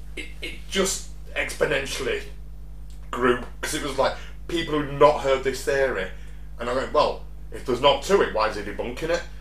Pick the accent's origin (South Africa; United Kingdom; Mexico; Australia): United Kingdom; being British